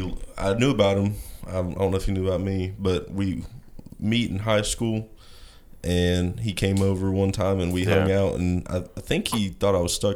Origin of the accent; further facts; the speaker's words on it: Seymour, Tennessee, United States; So, we're from Seymour